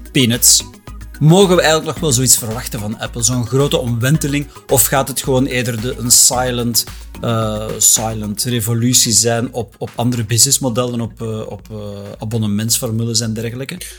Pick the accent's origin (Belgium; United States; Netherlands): Belgium; Flanders